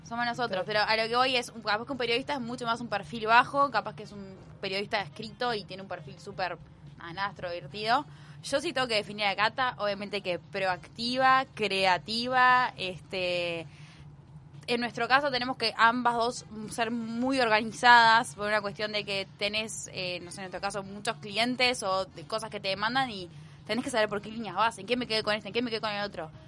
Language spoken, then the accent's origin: Spanish; Montevideo, Uruguay; Yo soy de la capital, este, montevideana, montevideana